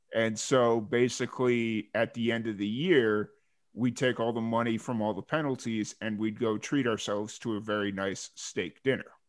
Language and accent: English; Chicago, Illinois, United States; now in Texas, United States; from Chicago, but I just kind of live in Texas